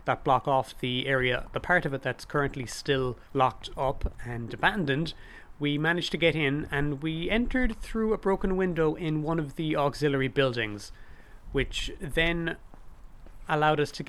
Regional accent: Cork, Munster, Ireland; growing up in Cork City as I did

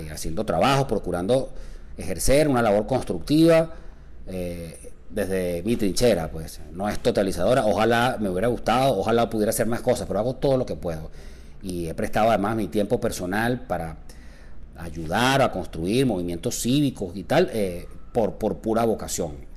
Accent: Caracas, Capital District, Venezuela; mi patria chica es Caracas.

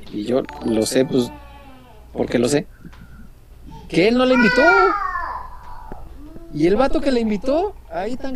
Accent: Mexico; Ni madre, aquí somos mexicanos.

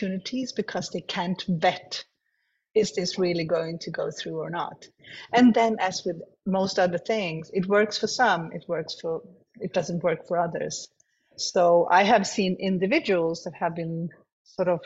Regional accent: Sweden; Malmö is not my home city, but Sweden is my home country. I live 2 hours from Malmö.

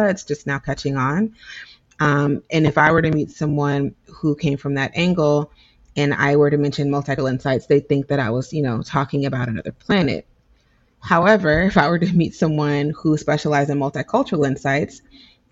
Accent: United States; I'm an American

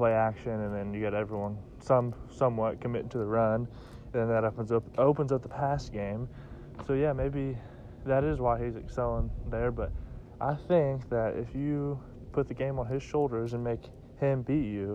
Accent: Kansas, United States; I am from Kansas, so I've grown up just around the Chiefs my whole life

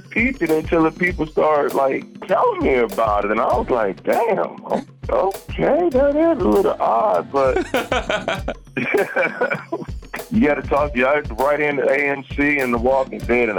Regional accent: Dayton, Ohio, United States; moved away; I'm from Dayton, Ohio, man.

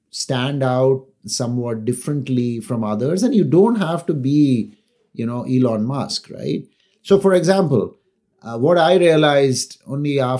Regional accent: Chennai, Tamil Nadu, India; also born or lived in Delhi / Calcutta / Kerala; So I was in Delhi for a few years, Calcutta for a few years. We were in Kerala for a few years. I am from Chennai, but I've actually lived there only two years of my life.

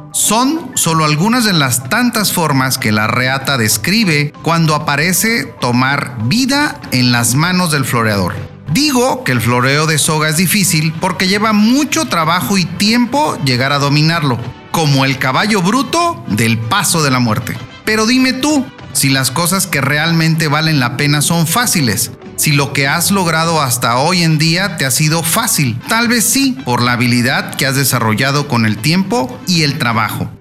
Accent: Tepic, Nayarit, Mexico; te saludo con mucho gusto desde mi tierra, Tepic Nayarit

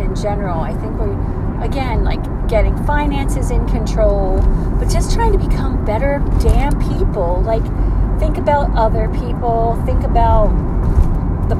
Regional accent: United States; also born or lived in Georgia

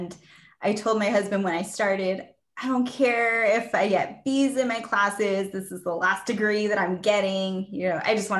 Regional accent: El Paso, Texas, United States; I'm from El Paso, Texas.

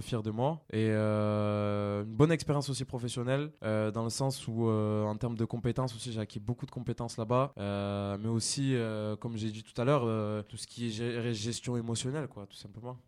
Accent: Sorgues, Provence-Alpes-Côte d'Azur, France; also born or lived in Nîmes; now in Avignon, France; je suis originaire de Sorgue et aujourd'hui, j'habite j'habite à Avignon

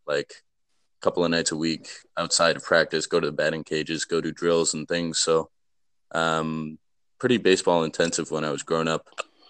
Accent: Sudbury, Massachusetts, United States; moved away as an adult; now in Scotland; I grew up in Sudbury, Massachusetts, just outside of Boston, in the US.

